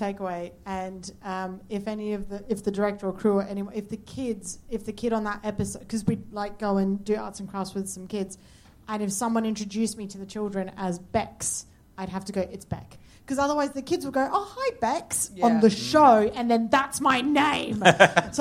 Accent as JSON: {"language": "English", "area": "a city in the driest state in Australia", "region": "South Australia", "country": "Australia", "moved": "yes", "lives_now": "United Kingdom", "said": "I'm from a city in the driest state in Australia"}